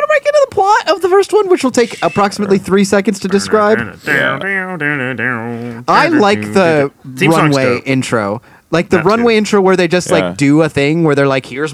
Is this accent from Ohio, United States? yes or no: yes; Cleveland, Ohio, United States; I'm from Cleveland.